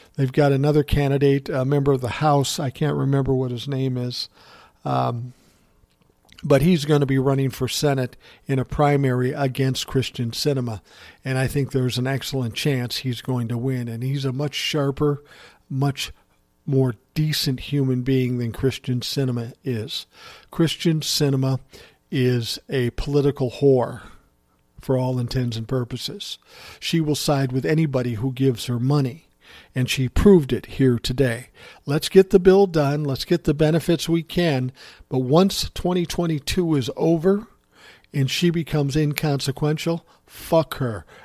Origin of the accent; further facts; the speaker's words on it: Minneapolis, Minnesota, United States; my hometown of Minneapolis